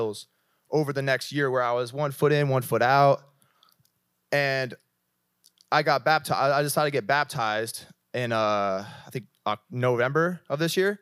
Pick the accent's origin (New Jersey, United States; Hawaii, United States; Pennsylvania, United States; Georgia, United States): New Jersey, United States; moved away as an adult; now in California, United States; I'm from Jersey